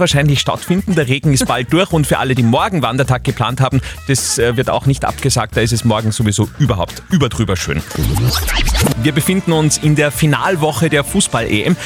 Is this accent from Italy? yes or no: no; Upper Austria, Austria; bei uns in Oberösterreich